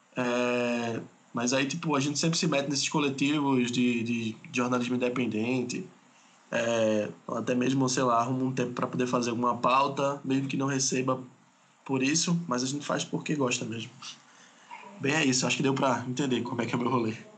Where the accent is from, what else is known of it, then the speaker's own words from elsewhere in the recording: Pernambuco, Brazil; eu sou aqui de Pernambuco